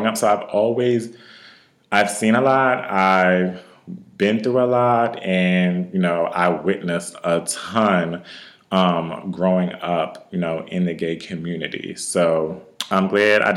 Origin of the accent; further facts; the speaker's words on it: Wilmington, Delaware, United States; I'm born and raised in Wilmington, Delaware, and I'm 20 minutes from Philadelphia.